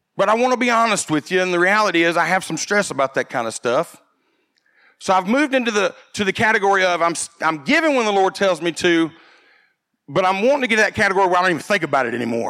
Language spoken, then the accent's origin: English; United States; growing up in America